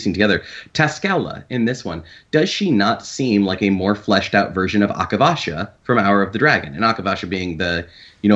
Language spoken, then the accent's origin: English; Iowa, United States; I am from Iowa